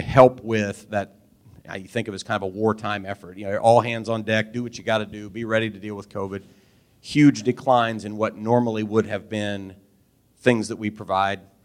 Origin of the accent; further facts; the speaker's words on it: Albany, Missouri, United States; also born or lived in Kansas City / London, England; I'm from Albany, 25 miles away.